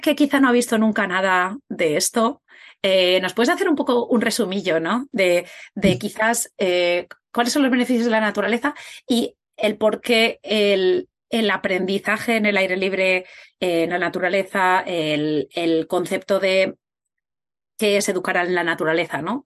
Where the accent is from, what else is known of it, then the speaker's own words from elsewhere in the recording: Spain; tanto Katia como yo somos de España